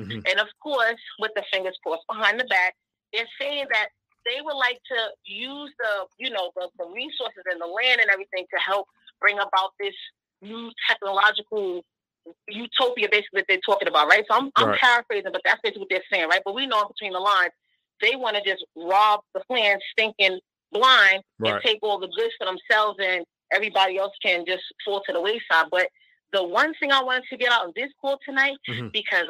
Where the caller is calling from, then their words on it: Brooklyn, New York, United States; Hi, this is … calling from Brooklyn.